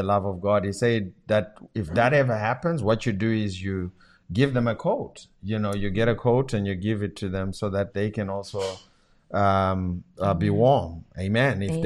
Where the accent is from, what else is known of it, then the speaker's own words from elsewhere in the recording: Zimbabwe; first language Shona; English is a second language; moved away; my language from my home country